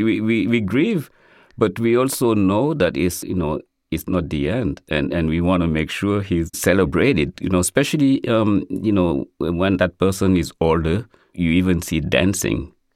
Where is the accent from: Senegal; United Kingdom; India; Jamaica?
Senegal; now in United States; growing up in Senegal, cooking was a gender based activity and boys weren't in the kitchen